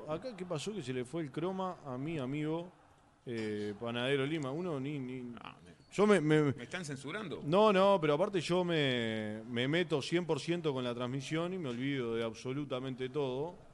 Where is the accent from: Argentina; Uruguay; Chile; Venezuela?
Uruguay; Maldonado; Hola, muchachos … de Maldonado.